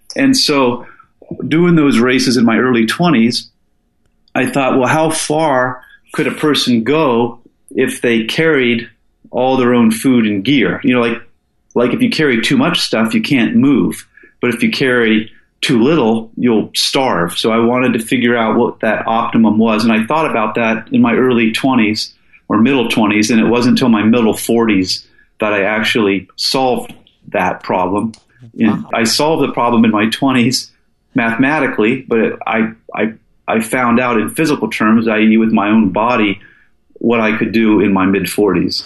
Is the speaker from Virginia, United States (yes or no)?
yes; Falls Church, Virginia, United States; moved away as an adult; also born or lived in Seattle, Washington; now in Alaska, United States; I was born in Seattle, and um, I moved to the East Coast with my dad and mom as a kid. And I went to high school in Falls Church inside of the Beltway near DC